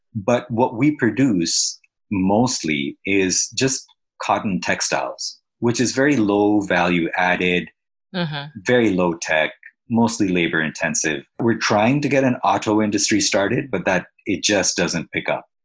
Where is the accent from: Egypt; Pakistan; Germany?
Pakistan; now in Canada; I'm from Pakistan, but now I'm in Canada.